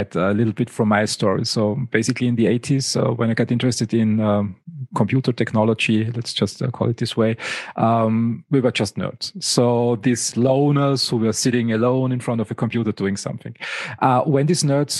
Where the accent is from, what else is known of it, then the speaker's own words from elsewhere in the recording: Styria, Austria; I grew up in Styria